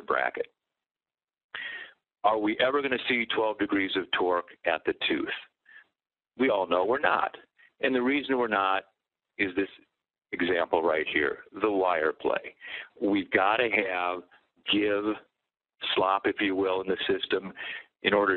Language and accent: English; Iowa City, Iowa, United States; now in Minnesota, United States; Originally an Iowa boy, born and raised in Iowa City, Iowa. Went to Minnesota and have been in private practice all these years